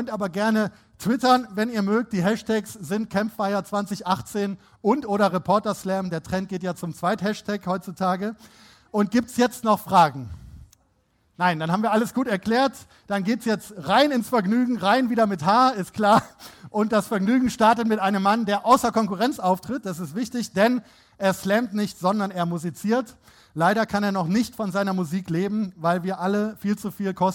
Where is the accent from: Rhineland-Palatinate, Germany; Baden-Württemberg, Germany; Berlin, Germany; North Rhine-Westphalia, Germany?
North Rhine-Westphalia, Germany; Ich selber bin auch Rheinländer, unverkennbar. … Ich stamme vom Niederrhein und habe mein journalistisches Handwerk bei der Rheinischen Post gelernt, unter anderem hier in Düsseldorf.